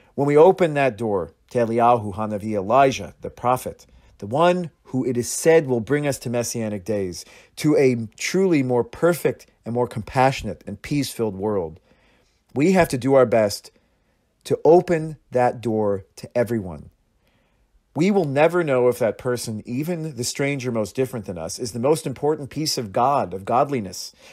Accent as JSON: {"language": "English", "town": "Astoria", "region": "Oregon", "country": "United States", "tie": "born or raised there", "moved": "yes", "said": "I grew up in Astoria, a small town on the Oregon coast"}